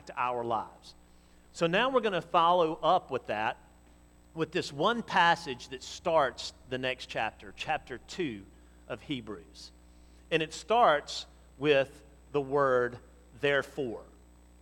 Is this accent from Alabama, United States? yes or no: yes; Montgomery, Alabama, United States; I grew up in Montgomery